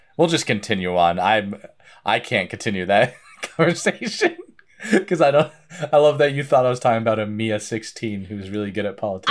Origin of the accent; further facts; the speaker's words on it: Vermont, United States; I grew up in Vermont